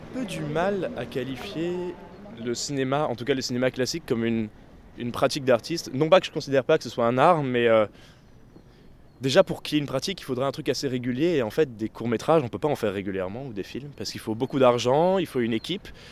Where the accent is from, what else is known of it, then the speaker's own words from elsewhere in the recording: Vitry-sur-Seine, Île-de-France, France; je suis né à Vitry-sur-Seine, dans un premier appartement un peu plus loin d'ici, mais on a déménagé rapidement quand mon frère est né euh, juste à côté.